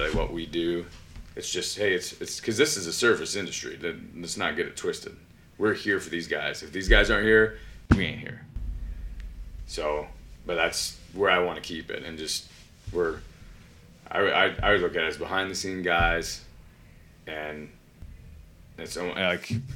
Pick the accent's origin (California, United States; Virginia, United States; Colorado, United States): Colorado, United States; moved away; I grew up in Colorado.